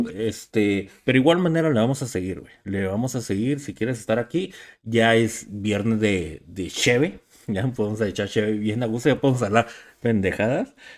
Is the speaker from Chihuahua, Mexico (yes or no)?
yes; Ciudad Juárez, Chihuahua, Mexico; somos cuatro de Ciudad Juárez